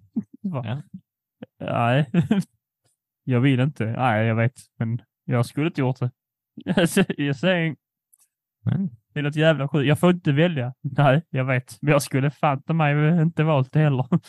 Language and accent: Swedish; Poland; jag är polack